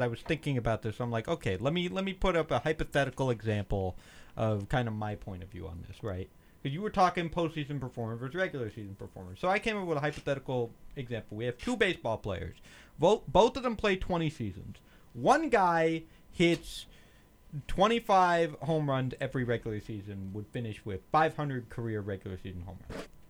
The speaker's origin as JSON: {"language": "English", "area": "Philadelphia suburbs", "region": "Pennsylvania", "country": "United States", "tie": "born or raised there", "said": "I was born and raised, you know, in Pennsylvania, Philly suburbs"}